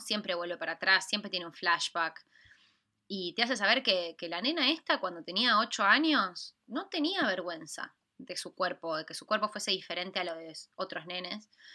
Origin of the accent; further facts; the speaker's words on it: Argentina; argentina como somos nosotras dos